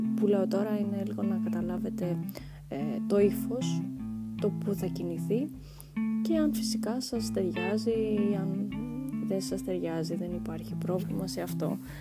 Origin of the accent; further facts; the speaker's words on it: Kavala, Eastern Macedonia and Thrace, Greece; also born or lived in Thasos / Thessaloniki; now in Athens, Greece; η καταγωγή μου είναι από τη Θάσο, από το νησί της Θάσου και μεγάλωσα καβάλα